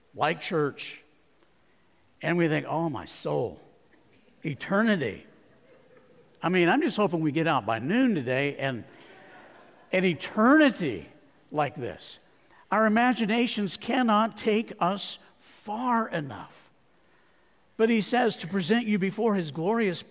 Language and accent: English; Arizona, United States; I grew up in Arizona